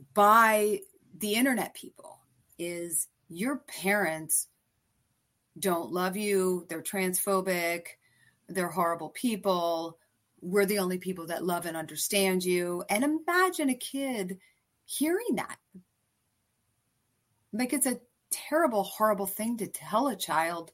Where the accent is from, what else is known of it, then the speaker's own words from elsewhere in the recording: East Coast, United States; now in San Francisco, United States; I'm from the East Coast